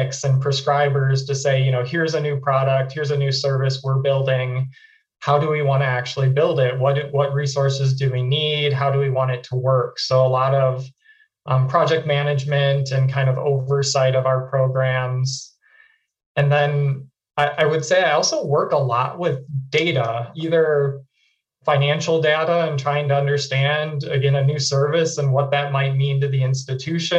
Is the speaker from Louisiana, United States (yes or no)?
no; Wisconsin, United States; moved away as an adult; I'm from Wisconsin